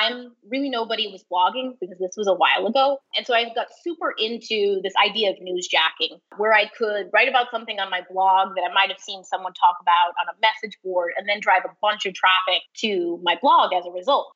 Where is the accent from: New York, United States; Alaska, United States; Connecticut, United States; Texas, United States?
New York, United States; New York City; moved away as an adult; also born or lived in Boston, Massachusetts; now in San Francisco, United States; I grew up in the New York City area